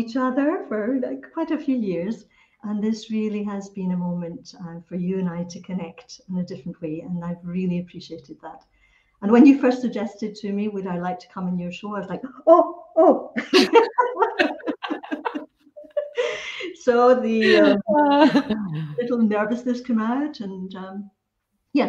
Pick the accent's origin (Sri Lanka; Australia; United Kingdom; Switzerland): United Kingdom; Scotland; it was part of my upbringing, when I'm Scottish origin. So part of the upbringing is the Scottish education